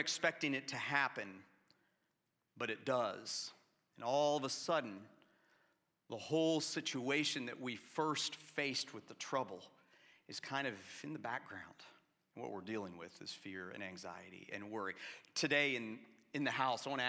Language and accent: English; Atlanta, Georgia, United States; I grew up in Atlanta in the 1980s